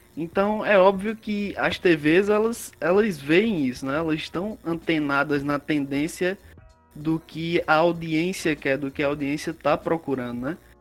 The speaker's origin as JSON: {"language": "Portuguese", "region": "Ceará", "country": "Brazil", "said": "sou cearense, sou aqui do Ceará"}